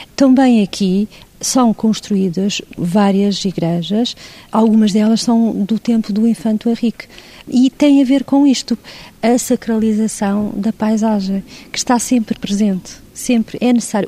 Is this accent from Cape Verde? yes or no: no; Portugal; ela faz parte da nossa identidade cultural como portugueses que somos